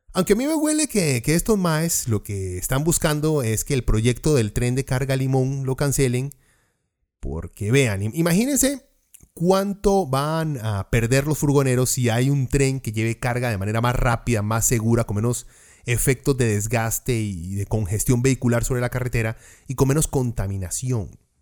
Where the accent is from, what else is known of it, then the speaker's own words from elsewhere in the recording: Costa Rica; como somos los ticos de dramáticos y exagerados